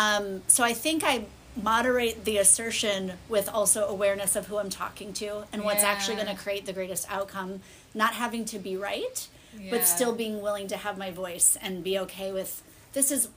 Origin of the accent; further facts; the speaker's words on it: Indiana, United States; moved away as an adult; also born or lived in Chicago, Illinois; I grew up in Indiana about an hour from the city, but then lived in the city for many years.